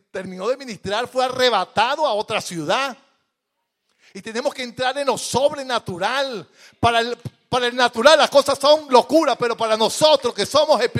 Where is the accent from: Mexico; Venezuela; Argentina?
Venezuela; moved away; Yo en estos días, yo metí, eh, como vengo de Venezuela el año pasado, una certificación laboral para arreglar los papeles.